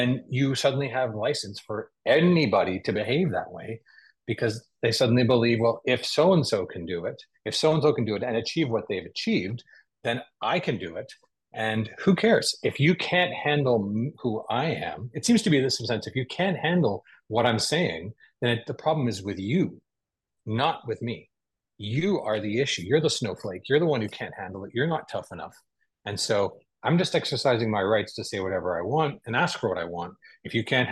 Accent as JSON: {"language": "English", "country": "Canada", "said": "I'm a Canadian"}